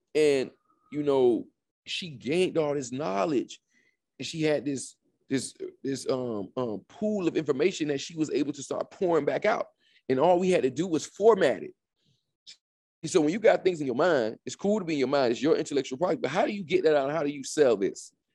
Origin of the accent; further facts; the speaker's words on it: Opa-locka, Florida, United States; I'm from, um, born and raised in Miami, Florida. Um, more specific, Opelika